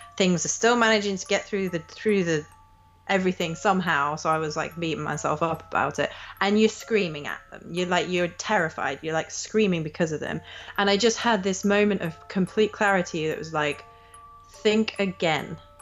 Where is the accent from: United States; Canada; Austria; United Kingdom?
United Kingdom; England; I grew up in England